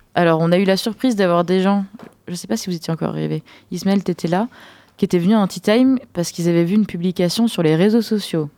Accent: France

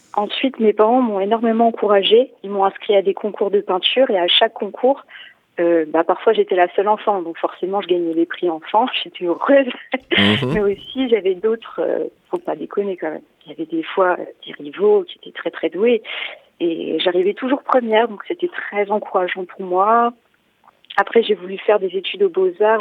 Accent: Poitiers, Nouvelle-Aquitaine, France; Je suis née au CHU de Poitiers le 3 décembre, un jour où il neigeait, donc j'ai toujours vécu à Poitiers

